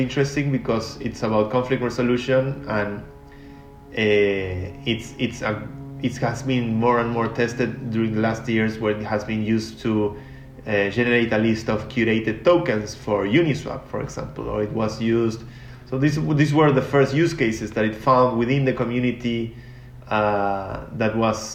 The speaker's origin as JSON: {"language": "English", "country": "Argentina", "said": "I come from Argentina. I come from a poor country"}